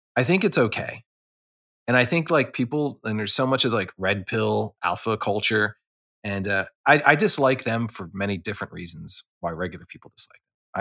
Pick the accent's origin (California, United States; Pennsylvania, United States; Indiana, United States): Pennsylvania, United States; Philadelphia; I grew up in Philadelphia